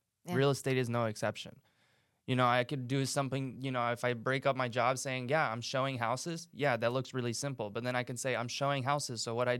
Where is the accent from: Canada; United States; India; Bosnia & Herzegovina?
Bosnia & Herzegovina; moved away; I'm from Bosnia.